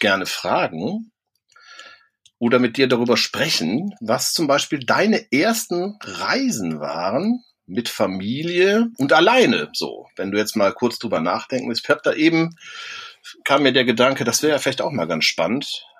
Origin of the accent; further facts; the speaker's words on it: Cologne, North Rhine-Westphalia, Germany; ich bin ja auch in Köln groß geworden, bin dann auch immer noch in der Nähe von Köln